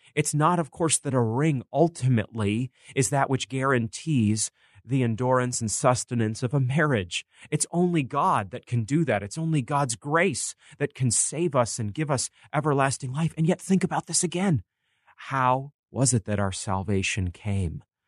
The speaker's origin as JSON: {"language": "English", "town": "Bangor", "region": "Maine", "country": "United States", "tie": "born or raised there", "said": "growing up in Maine"}